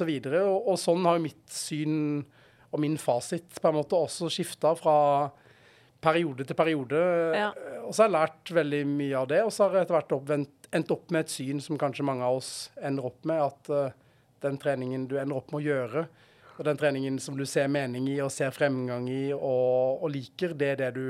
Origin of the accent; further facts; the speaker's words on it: Arendal, Agder, Norway; also born or lived in Notodden / Oslo / Kristiansand; now in Stavanger, Norway; Jeg vokste opp i Arendal, eh, Arendal uh, på Sørlandet, ja.